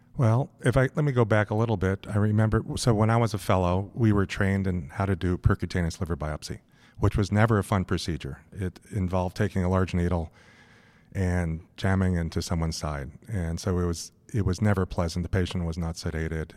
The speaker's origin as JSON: {"language": "English", "town": "Los Angeles", "region": "California", "country": "United States", "tie": "born or raised there", "also_born_or_lived": "San Francisco / New York City", "moved": "as an adult", "said": "I grew up in Los Angeles."}